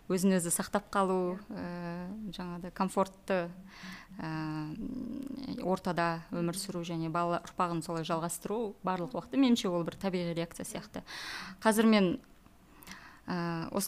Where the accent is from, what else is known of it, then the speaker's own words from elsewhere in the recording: Kazakhstan; born there; first language uz; Kazakh is a second language; осы жерде тудым ә, мен жаңағы өзбек тілін ана тілім мен өзбекпін ә, бірақ мен қазақ тілінде де сөйлей, аламын орыс тілінде де сөйлей, аламын